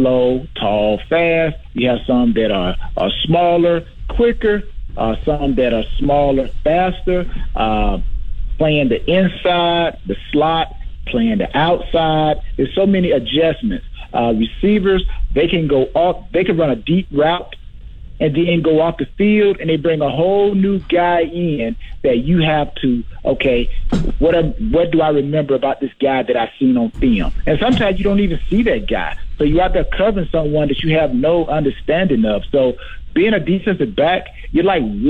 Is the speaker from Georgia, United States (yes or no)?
yes; Georgia, United States; I'm from Georgia